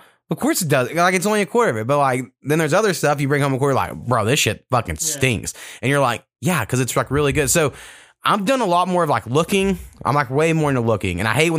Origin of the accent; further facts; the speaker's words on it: the South, United States; I grew up black in the South, and you know, I was taught I didn't want people to judge me for the color of my skin